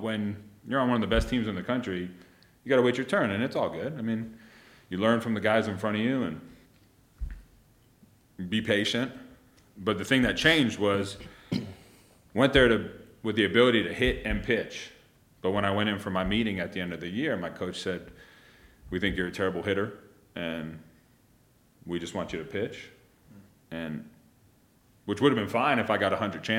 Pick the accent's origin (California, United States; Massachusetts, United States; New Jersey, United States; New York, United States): New York, United States; I grew up in New York, right outside New York City